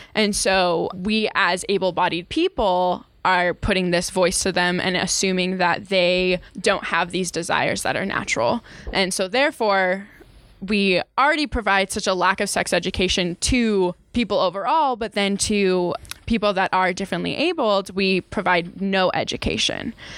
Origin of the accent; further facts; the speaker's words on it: Utah, United States; I grew up in Utah. I went through the whole education system here in Utah